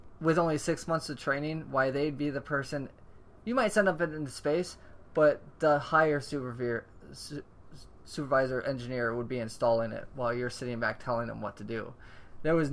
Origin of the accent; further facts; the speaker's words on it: Florida, United States; now in California, United States; I'm from Florida